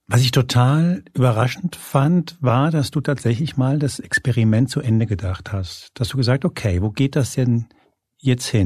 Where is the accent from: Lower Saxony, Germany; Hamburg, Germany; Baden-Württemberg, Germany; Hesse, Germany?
Hesse, Germany; Ich bin in der Nähe von Frankfurt aufgewachsen und war als kleiner junger Eintracht Frankfurt-Fan.